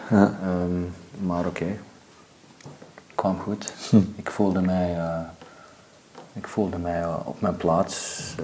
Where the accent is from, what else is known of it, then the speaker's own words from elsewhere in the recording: California, United States; Ik ben nu ook opgegroeid in Zuid-Californië en daar, eh, Amerikaanse cultuur is anders dan Belgische cultuur.